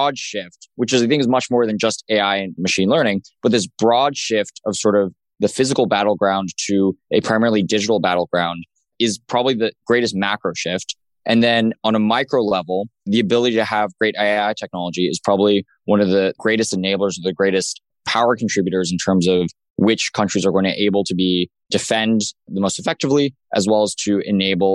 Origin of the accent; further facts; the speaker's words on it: Los Alamos, New Mexico, United States; I grew up in Los Alamos, New Mexico, which is the birthplace of the atomic bomb